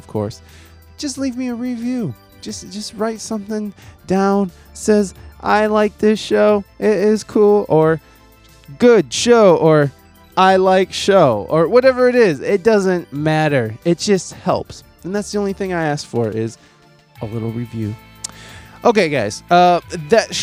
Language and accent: English; United States; I'm just some dipshit American